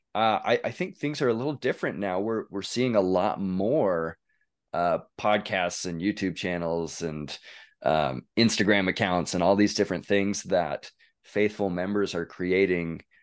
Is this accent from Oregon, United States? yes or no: yes; northeastern Oregon, United States; I grew up in Oregon, northeastern Oregon, in a little small town